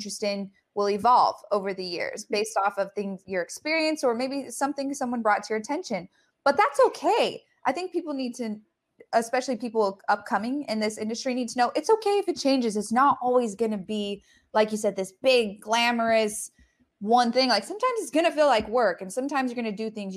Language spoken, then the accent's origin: English; Colorado, United States; moved away; I'm from Colorado